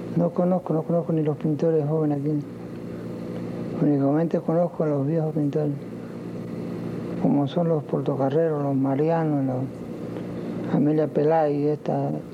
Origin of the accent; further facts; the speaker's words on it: Havana, La Habana, Cuba; moved away as an adult; also born or lived in Europe; Yo salí de La Habana en el año 22